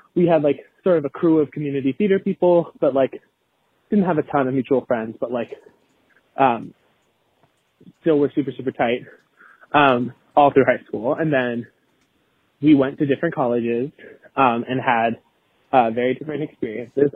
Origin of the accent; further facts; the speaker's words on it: Boston, Massachusetts, United States; I'm from Boston